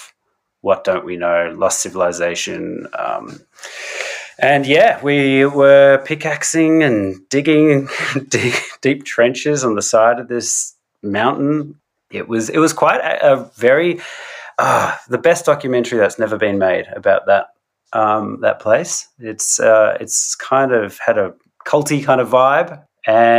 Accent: Australia; I'm an artist from Australia

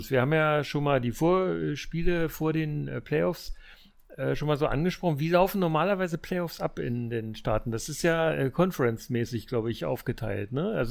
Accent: East Germany, Germany; Ja, ähm, gibt es ja auch aus meiner alten Heimat. Äh, ich bin ja äh, aus der immerhin DDR

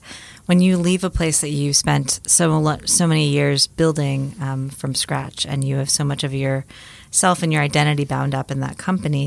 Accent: Miami, Florida, United States; moved away; I grew up in Miami, Florida

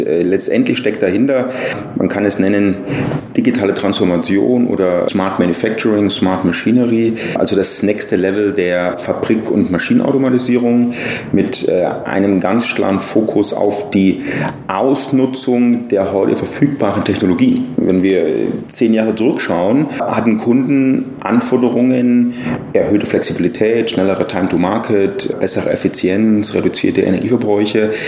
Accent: near Nuremberg-Erlangen, Bavaria, Germany; moved away as an adult; now in Taipei, Taiwan; ich bin aufgewachsen in der Nähe von Nürnberg-Erlangen

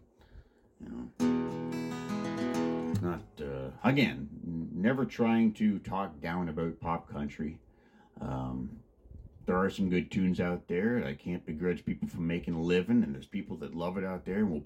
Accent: Mitchell, Ontario, Canada; I'm from Mitchell, about 20 minutes apart

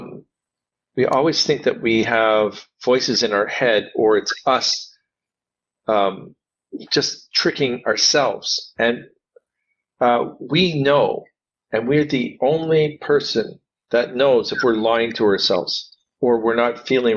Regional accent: Canada; Now I'm Canadian.

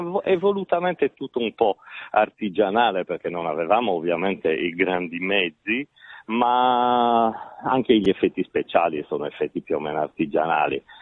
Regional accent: Sardinia, Italy; da sardo

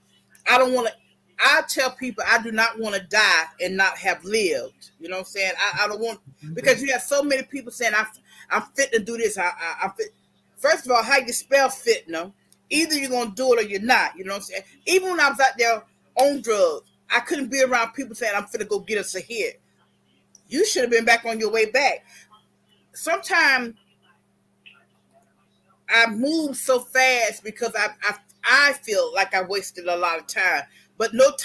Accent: Florida, United States; I'm originally from Florida

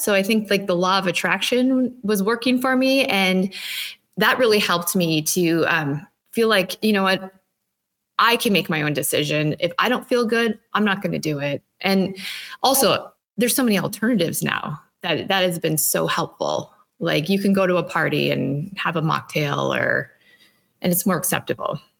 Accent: Minnesota, United States; I'm from Minnesota.

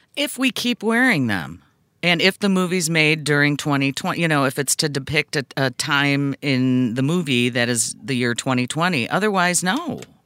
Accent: United States; I'm still an American 'cause I was born here

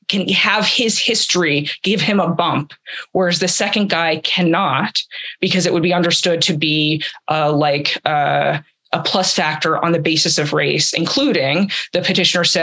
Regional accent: Atlanta, Georgia, United States; I'm from Atlanta.

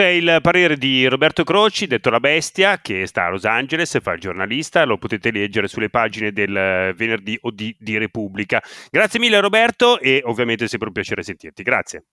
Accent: Italy; accent: Italian; moved away as an adult; now in Somerville, United States; il mio accento

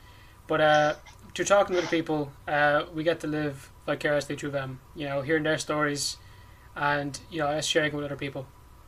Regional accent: Ireland; I'm Irish.

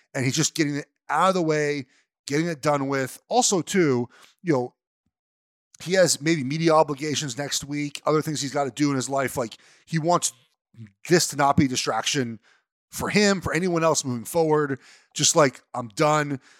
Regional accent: Los Angeles, California, United States; I grew up in Los Angeles.

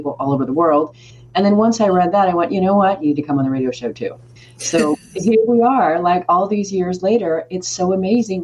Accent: United States; As an American

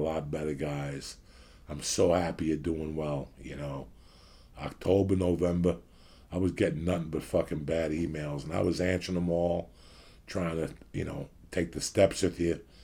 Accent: United States; now in Los Angeles, United States; I'm from New York City, Jersey.

